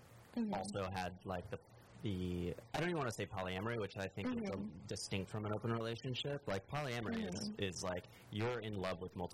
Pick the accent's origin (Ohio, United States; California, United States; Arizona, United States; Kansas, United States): Kansas, United States; now in Los Angeles, United States; where I grew up in Kansas